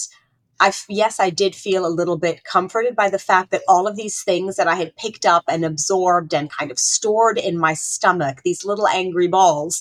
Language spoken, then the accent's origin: English; Saudi Arabia; growing up in Saudi Arabia brought a lot of questions up for me